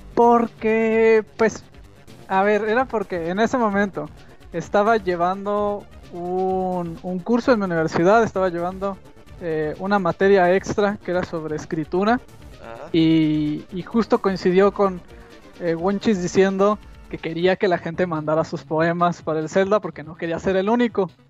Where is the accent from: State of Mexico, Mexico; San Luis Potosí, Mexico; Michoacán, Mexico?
Michoacán, Mexico; De México o Michoacán